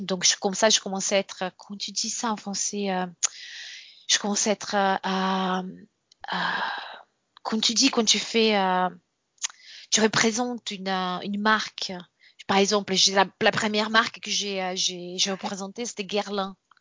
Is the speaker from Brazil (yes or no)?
yes; Brazil; French is a second language; moved away as an adult; also born or lived in France; now in Australia